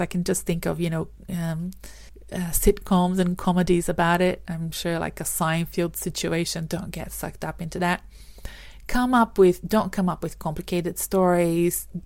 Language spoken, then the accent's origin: English; Brazil; moved away as an adult; now in Australia; I'm from Brazil originally